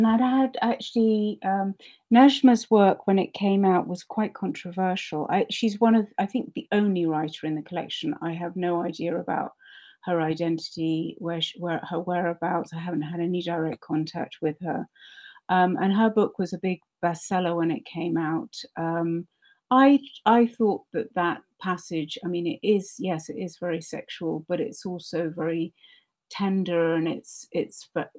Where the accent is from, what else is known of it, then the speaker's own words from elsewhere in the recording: Kuwait; I grew up a lot in the Arab world, in Kuwait.